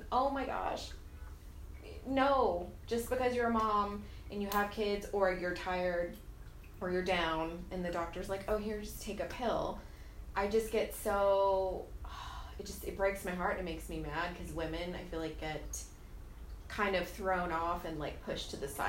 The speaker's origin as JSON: {"language": "English", "region": "South Texas", "country": "United States", "tie": "born or raised there", "said": "growing up in South Texas, it's just like predominantly Hispanic"}